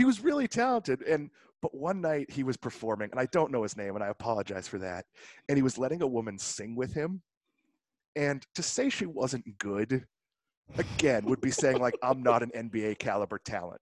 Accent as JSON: {"language": "English", "town": "Swampscott", "region": "Massachusetts", "country": "United States", "moved": "yes", "said": "I'm from Swampscott. I've been saying I'm from Boston my whole life"}